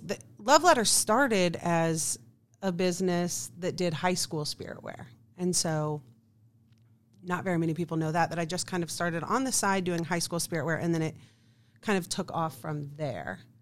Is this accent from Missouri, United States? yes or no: yes; Kansas City, Missouri, United States; I am from Kansas City, right here. Uh, went to Oak Park High School.